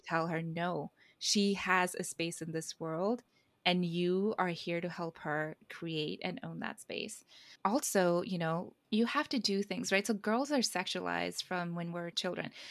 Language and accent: English; India; I'm Indian